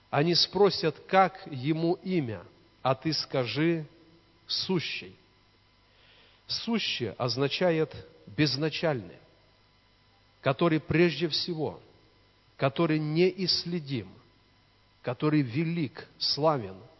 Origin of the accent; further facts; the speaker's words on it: Borki, Brest Region, Belarus; now in Svetlogorsk, Belarus; в деревне, где мы выросли, в Пинском районе, в Борках.